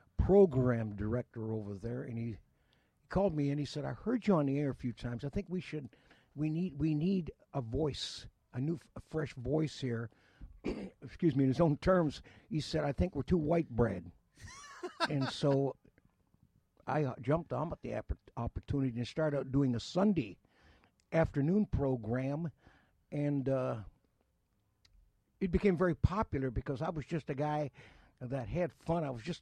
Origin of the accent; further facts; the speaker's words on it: Windsor, Ontario, Canada; And spent growing up in Windsor and a lot of time also in Detroit. I have a lot of family from the Detroit area.